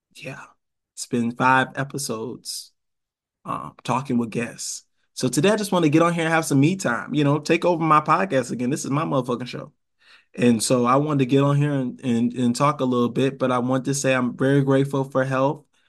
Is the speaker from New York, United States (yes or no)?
yes; Rochester, New York, United States; also born or lived in Savannah, Georgia; now in Atlanta, United States; I'm from Rochester, New York